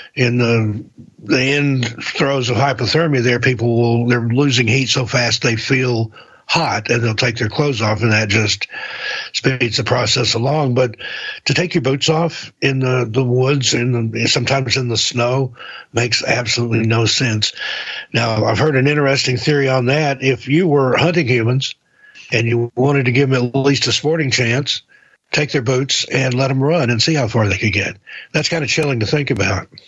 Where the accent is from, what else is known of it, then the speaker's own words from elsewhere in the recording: East Tennessee, United States; now in Portland, United States; I'm originally from East Tennessee, and anywhere I've ever traveled, once they found out I was from Tennessee